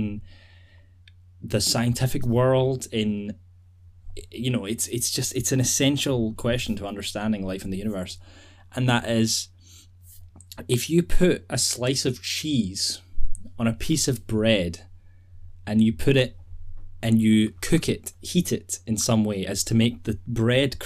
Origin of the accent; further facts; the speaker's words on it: Scotland, United Kingdom; We are two guys from Scotland